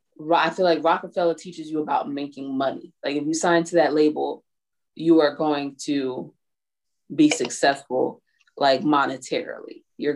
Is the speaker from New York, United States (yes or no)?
yes; New York, United States; I'm from New York.